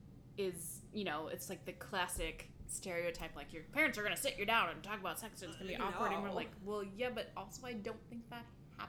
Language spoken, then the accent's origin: English; Midwest, United States; it's where we grew up in the Midwest.